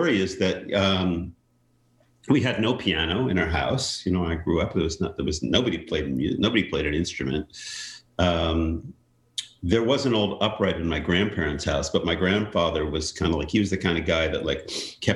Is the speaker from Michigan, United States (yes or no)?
no; Great Neck, New York, United States; I grew up in Great Neck, New York, which is Nassau County, Long Island.